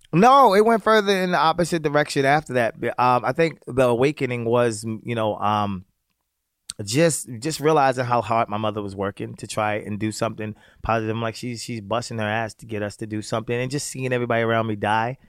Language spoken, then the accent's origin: English; Baltimore, Maryland, United States; also born or lived in Virginia; I grew up in Baltimore, the projects of Baltimore City.